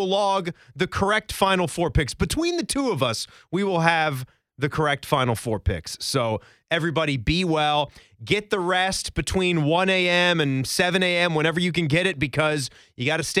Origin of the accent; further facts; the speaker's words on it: Virginia, United States; I grew up in Virginia